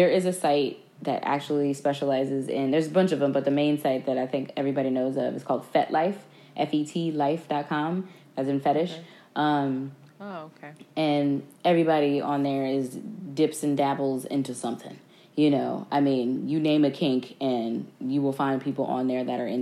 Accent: New Jersey, United States; I'm from North Jersey

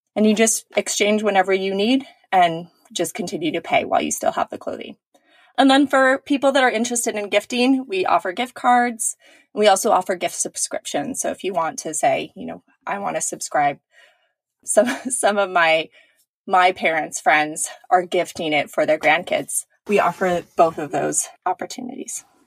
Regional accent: California, United States; I grew up in California

